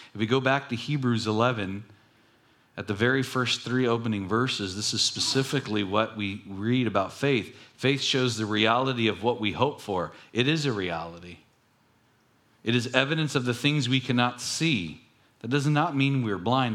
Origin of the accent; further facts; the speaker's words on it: Long Beach, California, United States; when I grew up in Long Beach